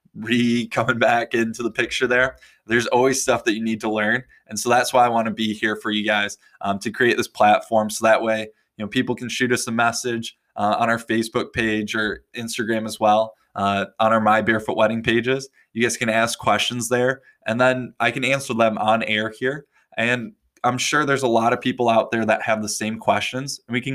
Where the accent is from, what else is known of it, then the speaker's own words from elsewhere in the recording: West Michigan, United States; moved away as an adult; also born or lived in Detroit area / Europe / Australia / Bali; I was born in West Michigan, and after spending my childhood here, I bounced around quite a bit before moving back home